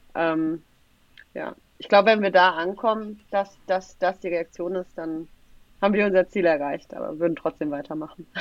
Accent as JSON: {"language": "German", "town": "Tübingen", "region": "Baden-Württemberg", "country": "Germany", "tie": "born or raised there", "moved": "yes", "lives_now": "Frankfurt, Germany", "said": "ich bin in Tübingen geboren und groß geworden."}